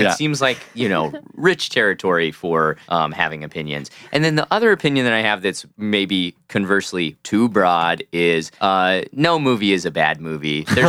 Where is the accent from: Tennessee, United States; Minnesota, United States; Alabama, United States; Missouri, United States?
Missouri, United States